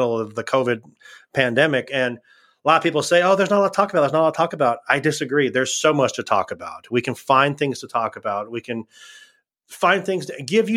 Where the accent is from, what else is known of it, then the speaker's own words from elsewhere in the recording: Ventura County, Southern California, United States; moved away; I am originally from Southern California, Ventura County. Lived in Ventura